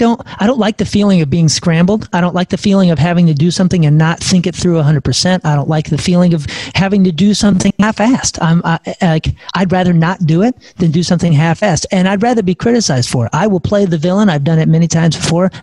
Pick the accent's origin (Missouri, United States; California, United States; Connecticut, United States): Missouri, United States; St. Louis; we're all from St. Louis